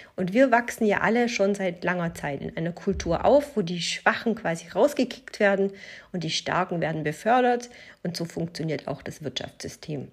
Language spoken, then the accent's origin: German; Germany; ich bin äh, in Deutschland geboren, mein Vater ist Italiener, äh, in Italien geboren, ich bin in Deutschland aufgewachsen